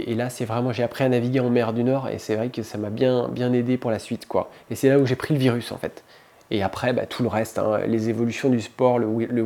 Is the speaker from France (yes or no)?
no; Libreville, Estuaire, Gabon; Mon père faisait du windsurf quand j'étais gamin. J'ai grandi en Afrique, à Libreville. Et, euh, et, puis on était au bord de la mer, la plage, tous les week-ends